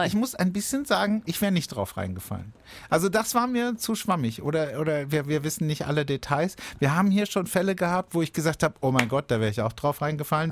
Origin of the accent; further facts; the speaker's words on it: Baden-Baden, Baden-Württemberg, Germany; bei uns in Baden-Baden